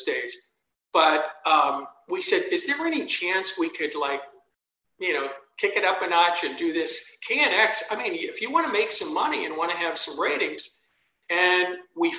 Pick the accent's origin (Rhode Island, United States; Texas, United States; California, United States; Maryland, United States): California, United States; San Bernardino; my hometown